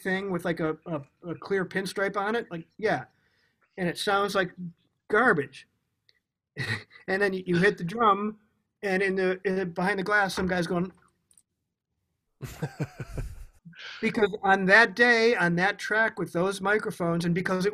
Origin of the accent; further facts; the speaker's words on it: United States; growing up in America